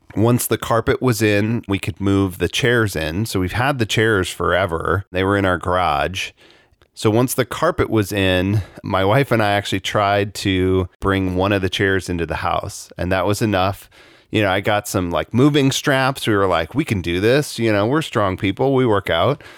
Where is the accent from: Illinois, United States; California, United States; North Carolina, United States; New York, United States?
Illinois, United States; Chicago; I grew up in Chicago during the Bulls championship era